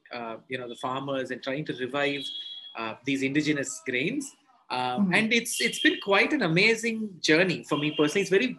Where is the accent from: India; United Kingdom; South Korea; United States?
India; Chennai, Tamil Nadu; I get stereotyped whenever I say I am from Chennai.